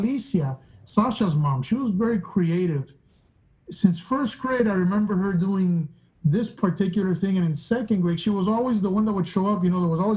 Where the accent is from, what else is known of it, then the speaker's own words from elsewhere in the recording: Miami, Florida, United States; I grew up in Miami. I'm from Cuban-American, Cuban descent, because I'm the first Cuban-American in my family